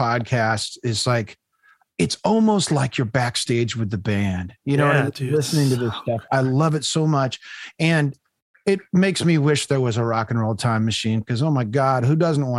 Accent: Southern California, United States; So I grew up in Southern California.

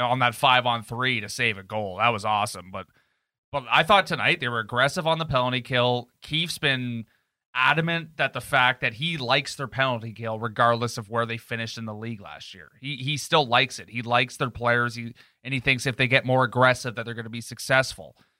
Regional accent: Canada; as Canadian as we are

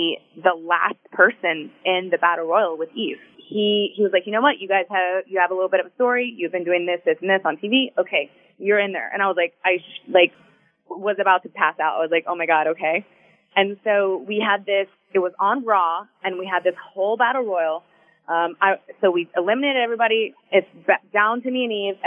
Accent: Houston, Texas, United States; moved away as an adult; also born or lived in Tampa / South Florida; my hometown in Houston

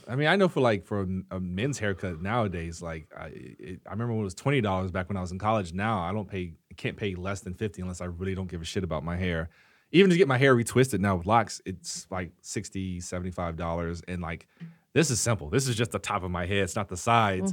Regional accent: the South, United States; growing up in the South, you know, everyone cooks in my family

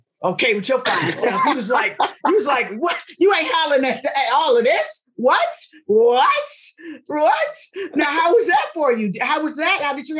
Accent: West Coast, United States; I'm from the West Coast

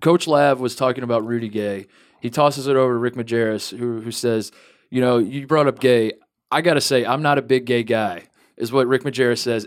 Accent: Indiana, United States; growing up in Indiana

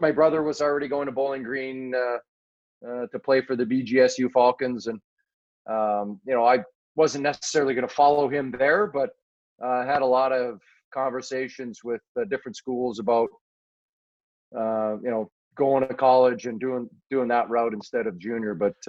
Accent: Manitoba, Canada; Yes, just a little bit closer to Winnipeg. I'm 3.5 hours from Winnipeg. I am 20 hours from Toronto.

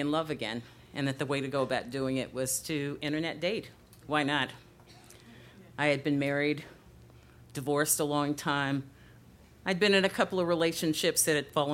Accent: Chicago, Illinois, United States; now in Los Angeles, United States; I'm originally from Chicago

